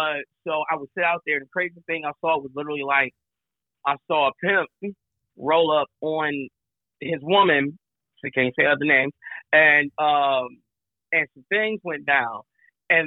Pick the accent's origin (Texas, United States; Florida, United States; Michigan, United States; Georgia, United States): Michigan, United States; Flint; moved away as an adult; also born or lived in Atlanta; now in Chicago, United States; Born and raised in Flint, Michigan. Currently reside in Chicago. I've lived all around the world, including Atlanta at one point in time for a couple years.